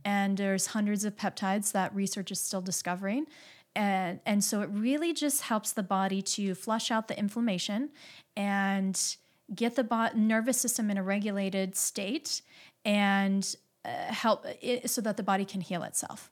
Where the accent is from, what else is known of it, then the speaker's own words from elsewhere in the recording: Midwest, United States; I grew up in the Midwest